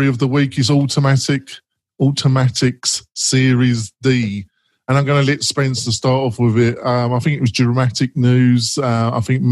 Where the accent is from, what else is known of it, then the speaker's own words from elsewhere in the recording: England, United Kingdom; being English